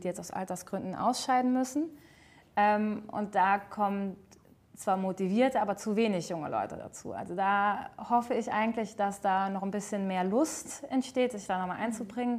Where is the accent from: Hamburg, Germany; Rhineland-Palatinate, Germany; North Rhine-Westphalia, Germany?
Rhineland-Palatinate, Germany; Altrich; moved away as an adult; now in Salmtal, Germany; Bin äh, gebürtig aus Altrich und wohne zwischenzeitlich in Seimtal